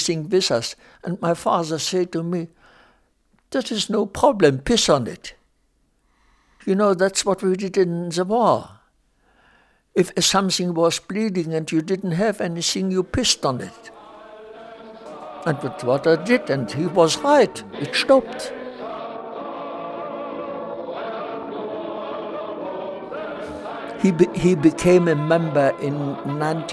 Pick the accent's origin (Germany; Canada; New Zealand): Germany; Silesia; moved away; I was born in Germany, in Silesia, in a small town of a population of about 20,000 inhabitants